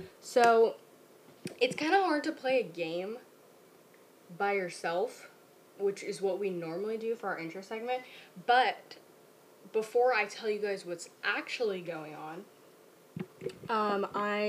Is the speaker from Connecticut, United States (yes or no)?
no; Orange County, Southern California, United States; we are from Orange County